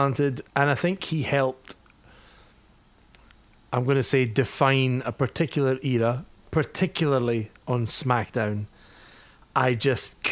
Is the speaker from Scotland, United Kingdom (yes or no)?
yes; Scotland, United Kingdom; I am Scottish